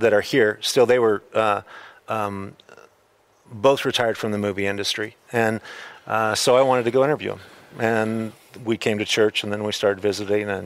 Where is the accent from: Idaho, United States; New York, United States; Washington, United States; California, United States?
Idaho, United States; I grew up in Idaho. I'm from that realm. All my people are in Idaho